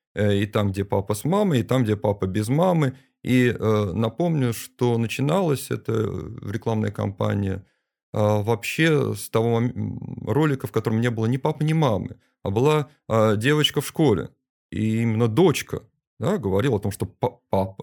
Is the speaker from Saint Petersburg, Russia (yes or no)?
yes; Saint Petersburg, Russia